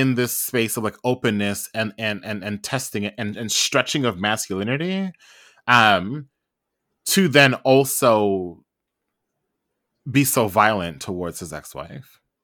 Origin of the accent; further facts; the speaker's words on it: Trinidad & Tobago; I am also Trinidadian